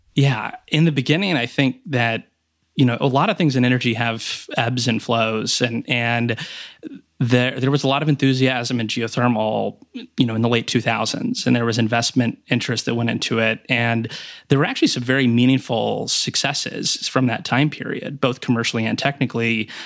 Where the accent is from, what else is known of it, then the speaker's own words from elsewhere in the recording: Riesel, Texas, United States; moved away as an adult; also born or lived in Houston, Texas / Tulsa, Oklahoma / Stanford, California; I was born in Houston, Texas, um, but then when I was in kindergarten, we actually moved back to my dad's hometown, um, which is a rural part of Texas, Riesel, Texas, near Waco